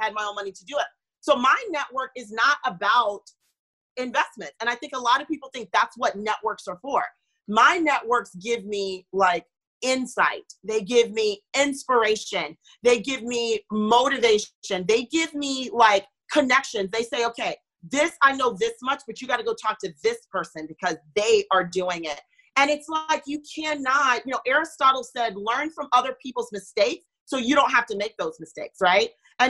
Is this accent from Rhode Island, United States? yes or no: no; Florida, United States; also born or lived in North Carolina; I was born in North Carolina and moved to Florida. And so I didn't grow up with my immediate family, that extended family around.